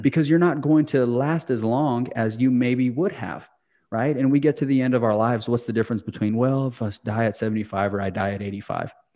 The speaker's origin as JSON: {"language": "English", "town": "Clayton", "region": "New Mexico", "country": "United States", "tie": "born or raised there", "moved": "yes", "said": "my hometown of Clayton, New Mexico"}